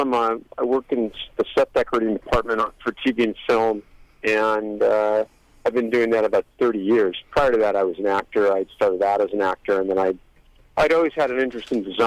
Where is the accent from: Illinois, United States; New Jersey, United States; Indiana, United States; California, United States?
California, United States; Los Angeles; I grew up in Hollywood, and I've worked around a lot of people